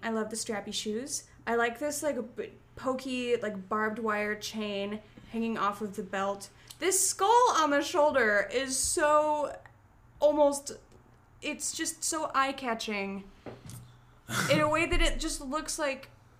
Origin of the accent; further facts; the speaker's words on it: Chicago, Illinois, United States; And then everywhere else they ask, and it's like, well, I'm from Chicago.